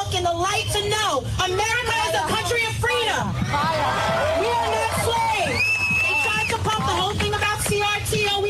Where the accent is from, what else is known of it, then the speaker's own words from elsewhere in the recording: New York City, New York, United States; I've lived in New York for 36 years. Born and raised in Queens.